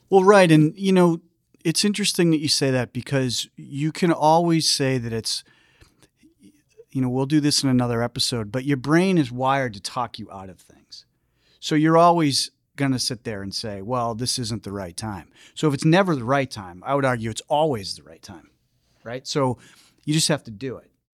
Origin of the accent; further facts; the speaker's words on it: Foxborough, Massachusetts, United States; I grew up in Foxborough